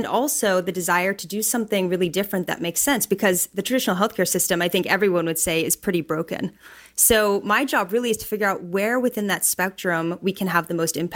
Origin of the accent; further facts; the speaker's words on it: Pittsburgh, Pennsylvania, United States; now in Bay Area, United States; I'm from Pittsburgh, Pennsylvania, so very different city than the Bay Area.